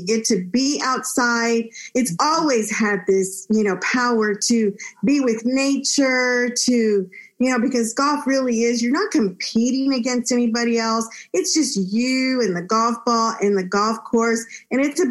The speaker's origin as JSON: {"language": "English", "region": "Texas", "country": "United States", "tie": "born or raised there", "also_born_or_lived": "Monterrey, Mexico", "said": "I am an immigrant from Mexico, Northern Mexico, Monterrey. I was born in Monterrey. My parents brought me to live in Texas, where I enjoyed growing up in such a bilingual, bicultural state"}